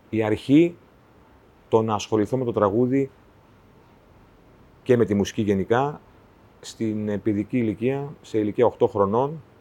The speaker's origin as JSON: {"language": "Greek", "town": "Cherso", "region": "Central Macedonia", "country": "Greece", "tie": "born or raised there", "said": "Κάθε φορά που φτάνω στο χωριό μου και διαβάζω την πινακίδα ε, που λέει Καλώ ήρθατε στο, στο Χέρσο. Ε, κάτι παθαίνω, ρε"}